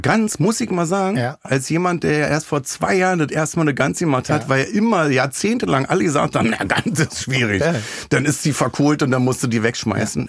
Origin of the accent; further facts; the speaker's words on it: Berlin, Germany; Ich komme halt aus dem Wedding